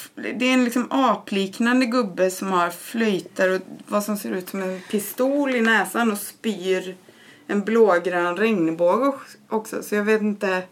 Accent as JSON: {"language": "Swedish", "town": "Borås", "region": "Västra Götaland", "country": "Sweden", "tie": "born or raised there", "moved": "as an adult", "said": "jag är uppvuxen i Borås. Jag bodde där mina första 18 år i livet."}